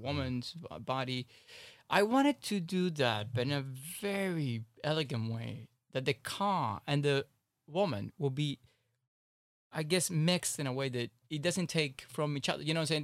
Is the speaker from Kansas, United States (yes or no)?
no; Miami, Florida, United States; I grew up in Miami for God's sake, South Beach.